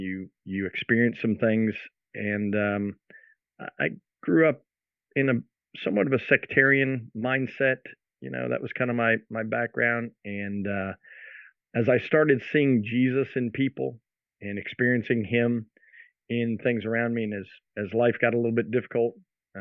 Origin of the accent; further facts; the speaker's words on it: New Jersey, United States; moved away as an adult; also born or lived in Philadelphia; grew up in South Jersey, graduated high school up there